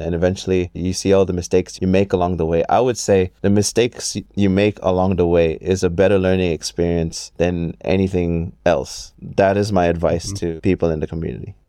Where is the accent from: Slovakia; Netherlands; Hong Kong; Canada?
Hong Kong; I am a Filipino born and raised in Hong Kong